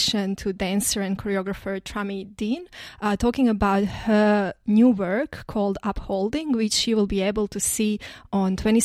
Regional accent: Croatia; moved away; I come from Croatia where we have more moderate climate in a sense that we have winters

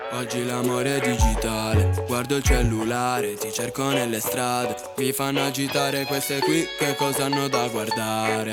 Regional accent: Calabria, Italy; now in Cuneo, Italy; del mio paese che è la Calabria

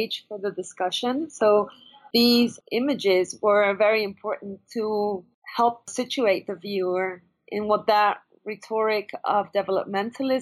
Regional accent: Venezuela; I'm from Venezuela, and I grew up with this

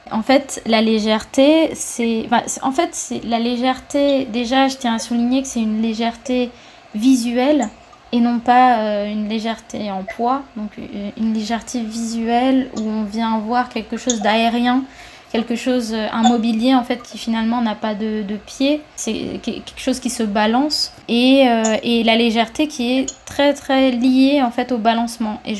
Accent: France; Il faut, en fait, en tant que Français, on va à Cuba, on se dit ah la chaleur, c'est génial

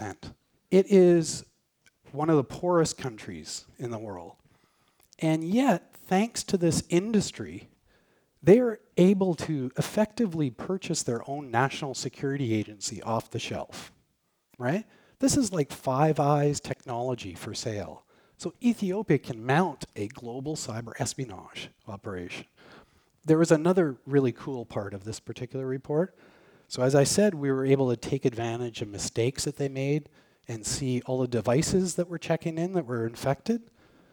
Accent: Canada; we're Canadian, Canada

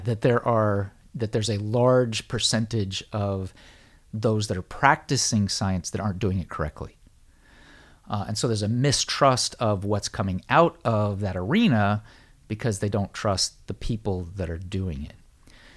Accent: United States; born or raised there

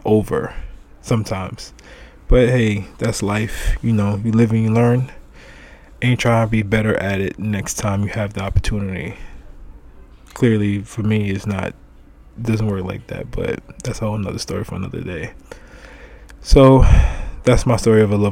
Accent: New York City, New York, United States; I'm from Brooklyn

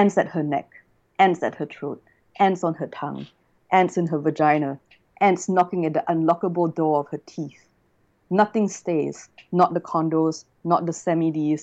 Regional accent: Singapore; moved away as an adult; also born or lived in China; now in Australia; Singapore, which is my hometown.

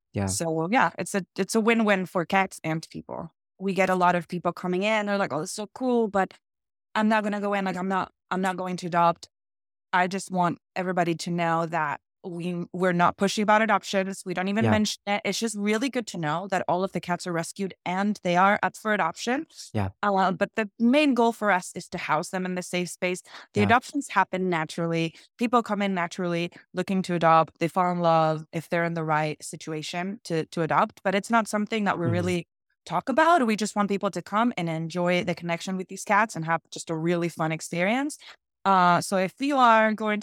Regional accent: Argentina; moved away as an adult; now in Santa Barbara, United States; When I moved here to the United States, I'm actually from Argentina. I moved here from Argentina

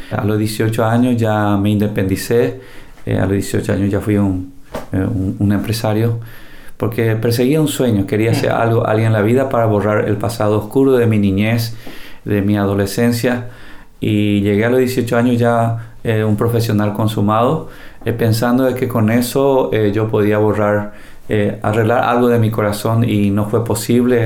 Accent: Paraguay; Vivimos en un país, este país que es el Paraguay

